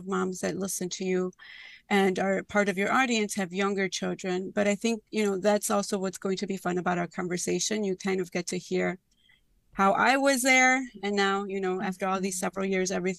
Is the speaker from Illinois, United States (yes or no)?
yes; Chicago, Illinois, United States; I grew up in Little Village. My parents are still there